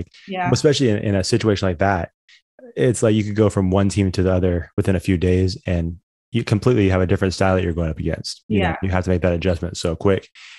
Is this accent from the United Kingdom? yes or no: no; Orangeville, Ontario, Canada; growing up in Orangeville, like I've done plenty of like Saturday morning, Sunday morning workouts at Cass's track.